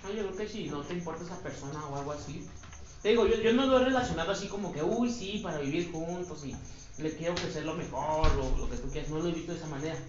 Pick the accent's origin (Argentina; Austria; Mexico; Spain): Mexico; nosotros los mexicanos